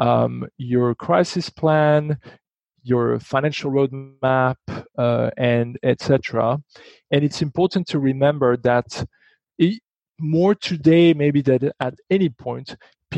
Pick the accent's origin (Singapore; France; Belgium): Belgium; moved away; I'm from Belgium